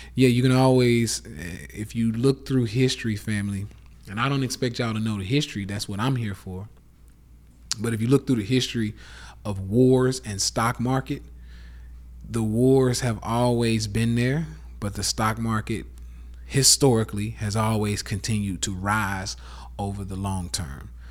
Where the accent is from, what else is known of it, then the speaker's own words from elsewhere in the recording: the South, United States; accent: southern; my fucking southern accent